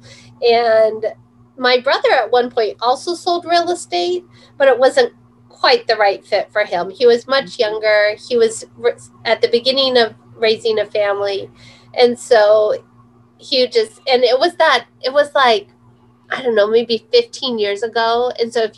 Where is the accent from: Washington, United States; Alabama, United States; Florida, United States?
Washington, United States; Walla Walla; So when I grew up in Walla Walla, so I'm 45. So my whole childhood is spent here.